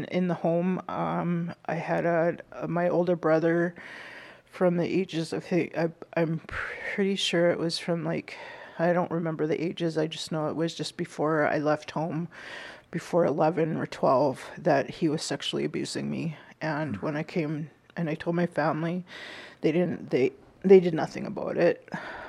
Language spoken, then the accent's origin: English; Winnipeg, Manitoba, Canada; I am from Winnipeg, Manitoba. I was born and raised there